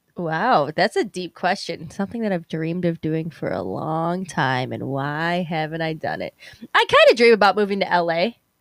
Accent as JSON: {"language": "English", "town": "Chicago", "region": "Illinois", "country": "United States", "said": "Chicago really is my home"}